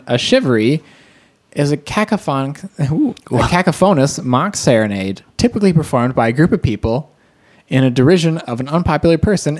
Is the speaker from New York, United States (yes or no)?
no; Ohio, United States; since we're from Ohio